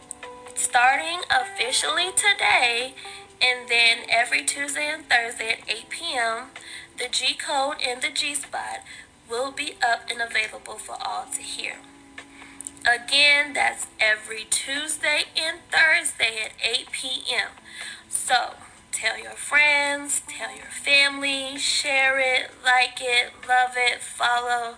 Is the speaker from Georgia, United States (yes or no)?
yes; Atlanta, Georgia, United States; now in Stone Mountain, United States; I was born and raised in Atlanta, Georgia, currently in Stone Mountain, so I haven't ventured too far away.